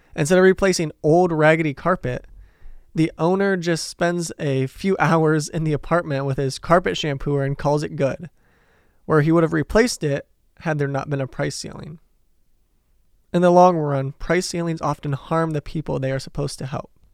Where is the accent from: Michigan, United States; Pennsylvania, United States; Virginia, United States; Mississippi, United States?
Michigan, United States; Detroit; I'm from Detroit, possibly the union capital of the United States